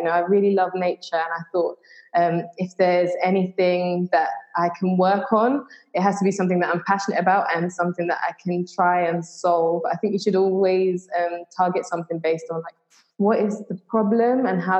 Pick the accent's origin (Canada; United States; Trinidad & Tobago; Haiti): Trinidad & Tobago; born there; I was born in Trinidad and I used to go back and forth a lot. And sometimes my parents would take me snorkeling on the reef.